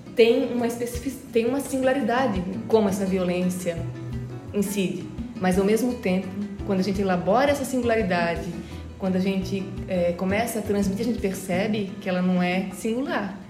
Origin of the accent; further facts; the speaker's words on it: Brusque, Santa Catarina, Brazil; moved away; eu venho do berço da fiação catarinense, sou de Brusque